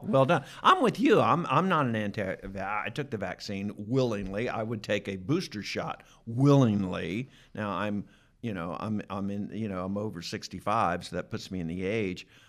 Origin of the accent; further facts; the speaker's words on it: Atlanta, Georgia, United States; I grew up in Atlanta